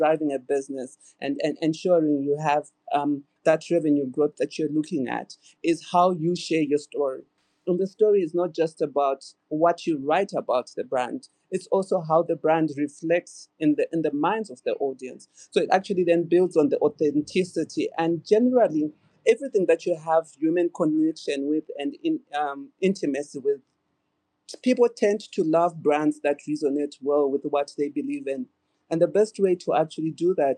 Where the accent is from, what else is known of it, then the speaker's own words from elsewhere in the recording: Zimbabwe; I'm from Zimbabwe.